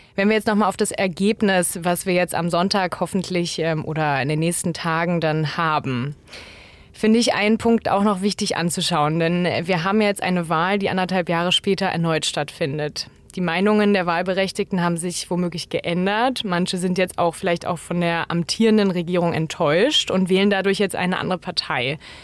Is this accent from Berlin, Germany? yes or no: yes; Berlin, Germany; ich als Berlinerin